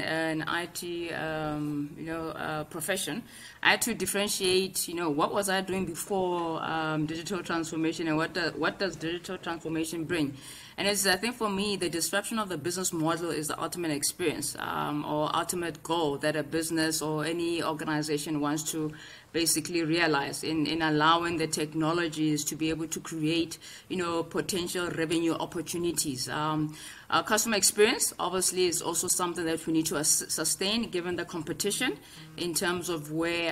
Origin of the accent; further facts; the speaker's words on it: South Africa; we have embraced as a South African community